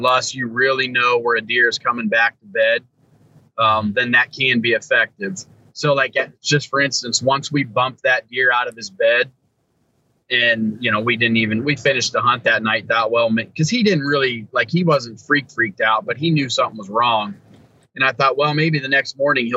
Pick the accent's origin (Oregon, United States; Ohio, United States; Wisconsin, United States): Ohio, United States; Still chasing my home state deer, though, Ohio.